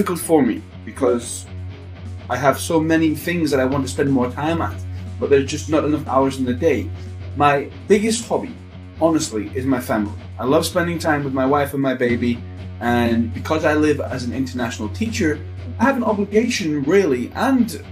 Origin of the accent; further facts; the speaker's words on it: Newcastle, North East England, United Kingdom; moved away; Which was where I was born, Newcastle.